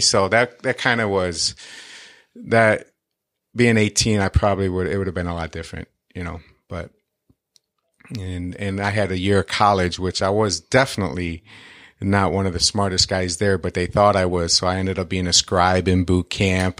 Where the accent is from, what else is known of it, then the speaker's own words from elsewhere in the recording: Detroit, Michigan, United States; Growing up in Detroit